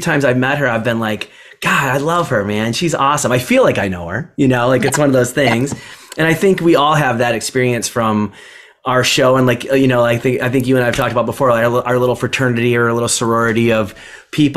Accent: Michigan, United States; I'm from Michigan

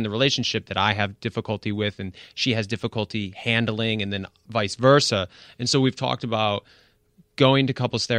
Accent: East Coast, United States; I'm from the East Coast

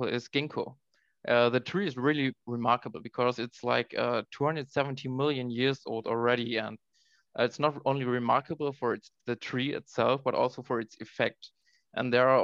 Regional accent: Oldenburg, Lower Saxony, Germany; moved away as an adult; also born or lived in Halle (Saale); I grew up in Oldenburg, which is a little village near Bremen, northern Germany.

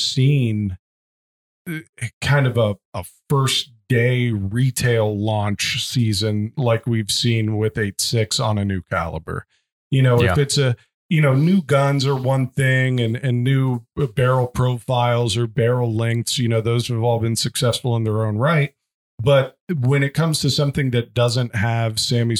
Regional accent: Midwest, United States; I'm from the Midwest

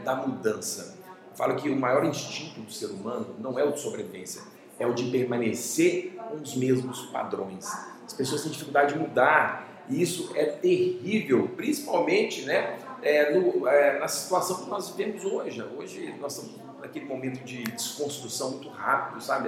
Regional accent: Cuiabá, Mato Grosso, Brazil; moved away as an adult; also born or lived in Bom Despacho, Minas Gerais, Brazil; now in Belo Horizonte, Brazil; eu nasci em Minas, né? Morei até aos 10 anos de idade em Bom Despacho, Minas Gerais, só que mudei para Cuiabá em 90, né? E lá fiquei 20 anos

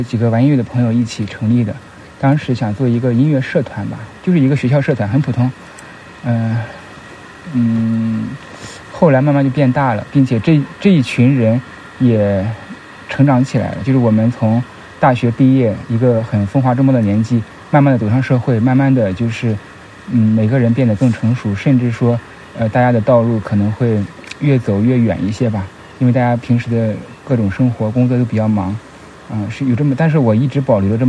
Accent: Shandong, China; 像我吧，因为我们是山东人为基础做起来的，山东人或者北方人啊，所以我们就是有一些偏理和义的东西啊。

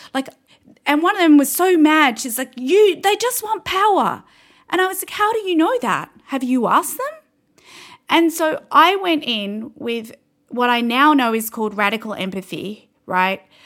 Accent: Canberra, Australian Capital Territory, Australia; I'm from Canberra, so eventually my husband and I came back to Canberra to have the baby

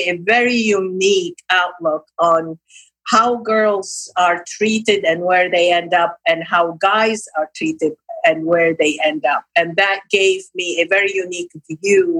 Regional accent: Lebanon; moved away; also born or lived in Nablus, Palestine; I was raised in Lebanon, educated through schools and university.

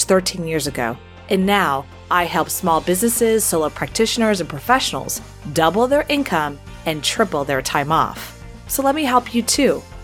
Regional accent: Houston, Texas, United States; I grew up Southern Baptist in Houston

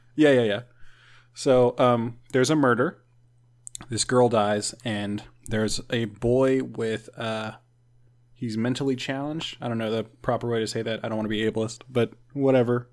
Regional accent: Jefferson City, Missouri, United States; in Jefferson City, my hometown, we have an abandoned uh, women's penitentiary museum

